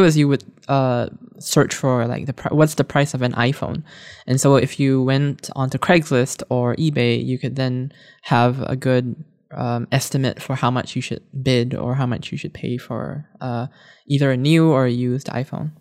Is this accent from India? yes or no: no; Singapore; moved away; I was growing up in Singapore at the time